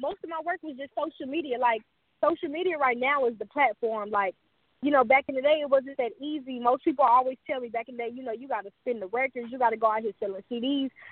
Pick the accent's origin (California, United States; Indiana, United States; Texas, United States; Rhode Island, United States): Texas, United States; Houston; I'm from Houston, Texas